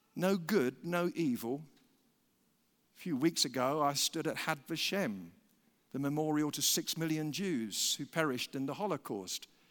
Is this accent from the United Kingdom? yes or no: yes; United Kingdom; we're British